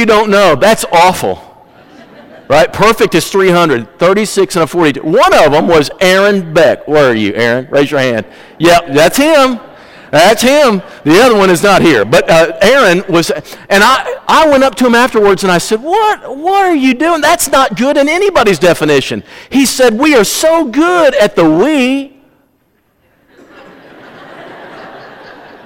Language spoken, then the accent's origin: English; Missouri, United States; I'm from Missouri